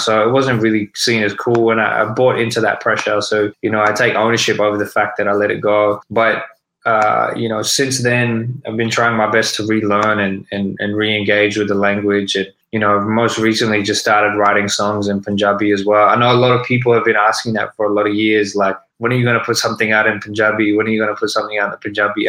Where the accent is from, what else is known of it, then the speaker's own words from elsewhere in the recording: Sydney, New South Wales, Australia; also born or lived in Melbourne; I was born and raised in Sydney